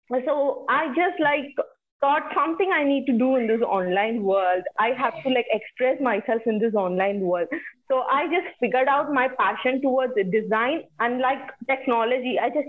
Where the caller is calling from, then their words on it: India; I'm talking from India.